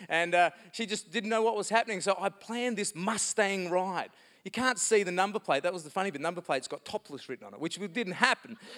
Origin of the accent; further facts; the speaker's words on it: Mukinbudin, Western Australia, Australia; I remember when I was 10 years old, I grew up in the Muck and and my mum and dad, who are here this morning, thanks for coming.